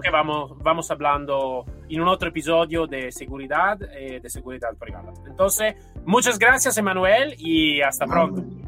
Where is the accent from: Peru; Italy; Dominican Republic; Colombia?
Italy; Spanish is a second language; now in Spain